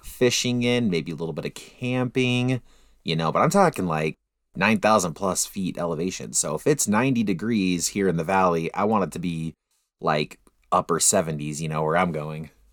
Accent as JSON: {"language": "English", "region": "Utah", "country": "United States", "said": "we're from Utah"}